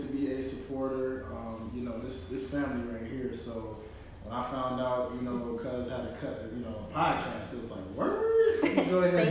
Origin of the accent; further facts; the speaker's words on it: Memphis, Tennessee, United States; moved away; I am originally from Memphis, Tennessee